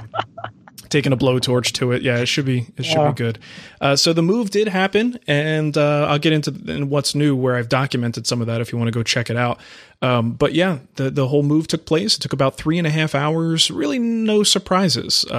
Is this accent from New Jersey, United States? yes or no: yes; New Jersey, United States; also born or lived in West Coast; now in Arizona, United States; I grew up in New Jersey.